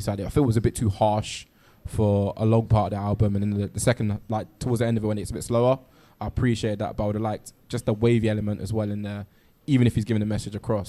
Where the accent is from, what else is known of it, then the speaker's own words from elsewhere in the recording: Ghana; now in London, United Kingdom; being a Ghanaian, um, living in London